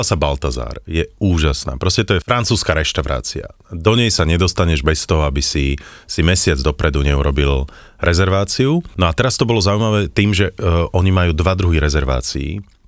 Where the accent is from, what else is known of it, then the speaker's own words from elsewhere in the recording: Slovakia; my sme zo Slovenska